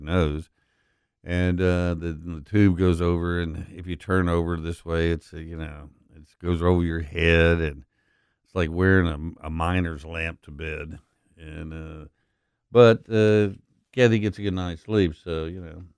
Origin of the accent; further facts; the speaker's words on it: Texas, United States; now in Memphis, United States; I grew up in Texas